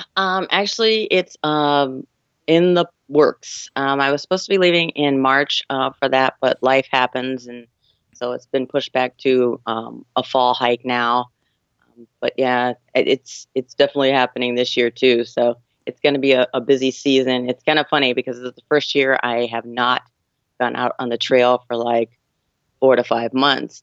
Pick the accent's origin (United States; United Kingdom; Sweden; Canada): United States; San Diego, California; I'm from San Diego, California